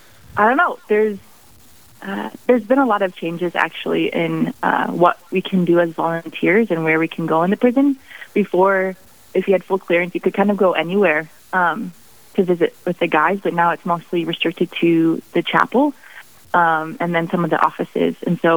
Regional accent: Sioux Falls Catholic Diocese, South Dakota, United States; also born or lived in Ohio; I grew up in the Sioux Falls Catholic Diocese.

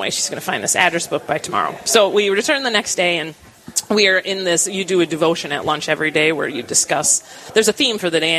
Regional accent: Rochester, United States; I wrote that I was from Rochester.

